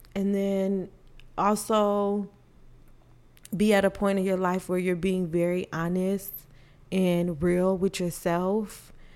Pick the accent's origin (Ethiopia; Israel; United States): United States; Illinois; now in Texas, United States; I am originally from Illinois, but I am currently staying in Texas